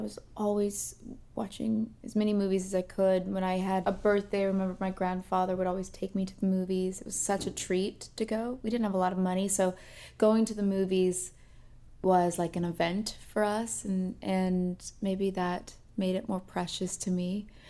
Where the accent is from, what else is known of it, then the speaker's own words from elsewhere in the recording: Northern California, United States; moved away as an adult; also born or lived in New York / Los Angeles; I grew up in Northern California, and my mom is a vegan chef. My father's a fireman in San Francisco.